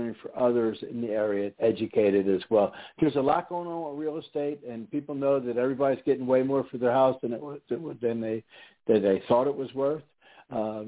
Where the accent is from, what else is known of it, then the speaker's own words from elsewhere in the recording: Philadelphia, Pennsylvania, United States; now in Houston, United States; I'm originally from Philadelphia area on the East Coast